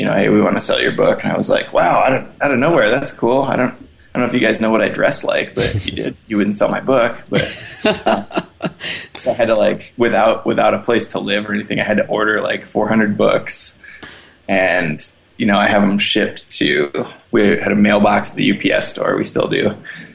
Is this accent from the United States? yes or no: yes; the Midwest, Iowa, United States; moved away as an adult; now in Denver, United States; I come from the Midwest, which is a pretty practical place to grow up